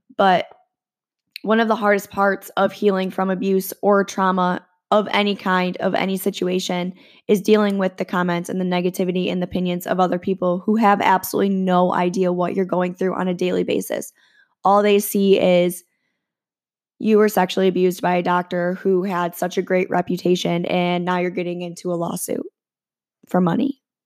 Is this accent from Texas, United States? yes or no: no; around Michigan State, United States; I grew up around Michigan State